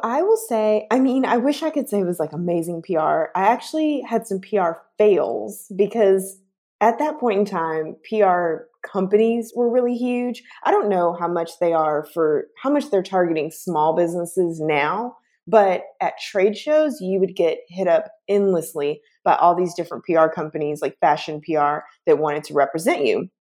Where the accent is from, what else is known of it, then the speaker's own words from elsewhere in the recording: Chattanooga, Tennessee, United States; moved away as an adult; also born or lived in Atlanta; now in San Francisco, United States; I'm originally from a small town in Tennessee, um, Chattanooga, Tennessee